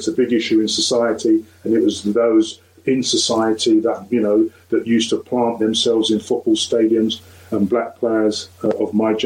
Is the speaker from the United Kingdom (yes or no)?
yes; London, United Kingdom; also born or lived in Lewisham; when we moved from Lewisham into Woolwich, you know, we didn't live far from where Stephen Lawrence, you know, was actually brutally murdered. So I was growing up in that area